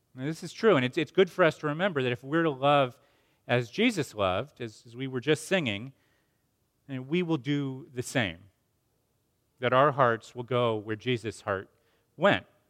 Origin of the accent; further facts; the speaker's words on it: Asheville, North Carolina, United States; my hometown of Asheville, North Carolina